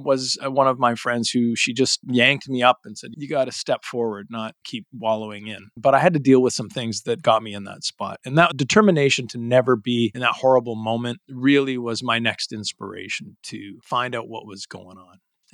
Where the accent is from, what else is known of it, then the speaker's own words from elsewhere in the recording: Calgary, Alberta, Canada; moved away; I was originally from Calgary, Alberta